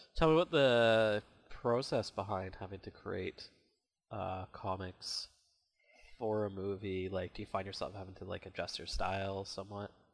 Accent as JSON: {"language": "English", "country": "Canada", "said": "I'm Canadian."}